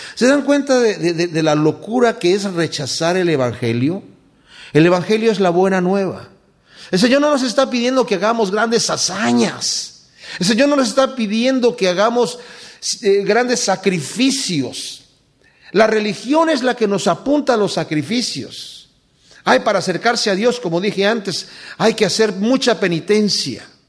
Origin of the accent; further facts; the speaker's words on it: Mexico; Yo, eh, crecí en México, mi padre tenía una hacienda allá